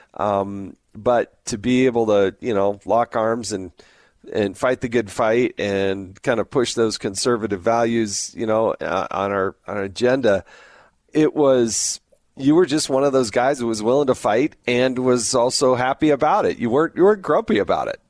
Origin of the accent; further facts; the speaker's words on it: the Rocky Mountains, the West Coast, the Intermountain West, United States; I grew up primarily in the West, the Intermountain West, the Rocky Mountains, the West Coast